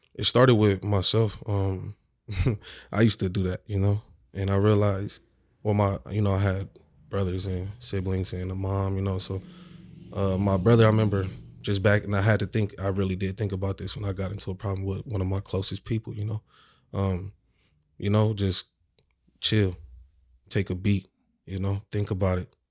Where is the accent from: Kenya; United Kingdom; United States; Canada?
United States; Omaha, Nebraska; I'm from Omaha, Nebraska, specifically North Omaha, Nebraska.